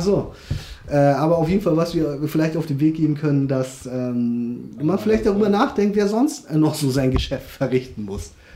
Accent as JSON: {"language": "German", "country": "South Korea", "moved": "yes", "lives_now": "Germany", "said": "ich komme ja wie gesagt aus Korea"}